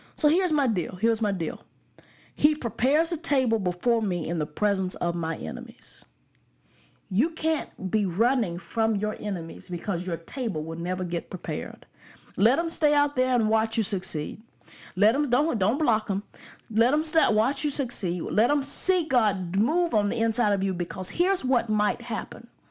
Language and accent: English; Birmingham, Alabama, United States; I'm from the suburbs of Birmingham, so I can't vote, uh, in Birmingham, but I'm from the suburbs